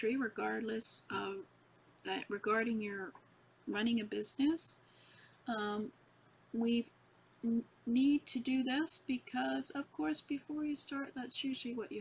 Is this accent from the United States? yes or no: no; Canada; I'm from Canada